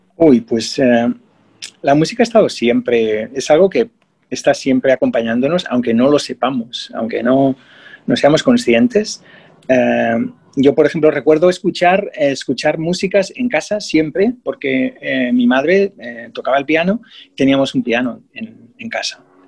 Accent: Spain; moved away as an adult; also born or lived in England; now in Australia; Y me mudé de España.

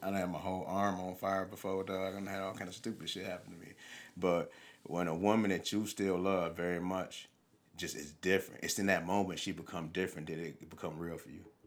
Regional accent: Highland Park, Michigan, United States; I grew up in Highland Park, Michigan, until I was about ten years old

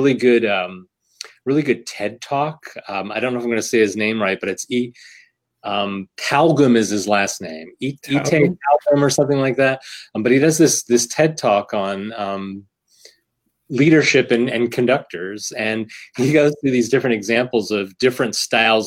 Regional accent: Bethlehem, Pennsylvania, United States; Being here in the Lehigh Valley, was born and raised in Bethlehem, went to Bethlehem Schools, graduated from Freedom High School

